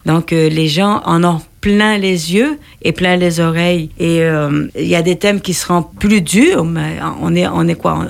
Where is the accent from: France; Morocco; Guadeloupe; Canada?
Canada; je viens d'une région du Canada, moi, qui a été du reste du monde. Et j'ai vécu entourée par les Amérindiens